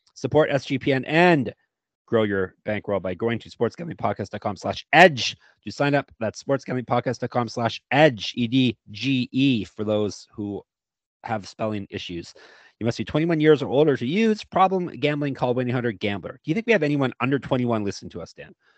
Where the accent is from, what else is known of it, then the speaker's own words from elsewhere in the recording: Stoney Creek, Ontario, Canada; Canada, of course, my home country